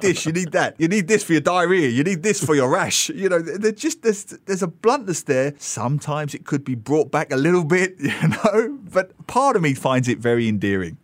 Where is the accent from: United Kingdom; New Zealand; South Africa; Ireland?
United Kingdom; England; now in Singapore; I come from England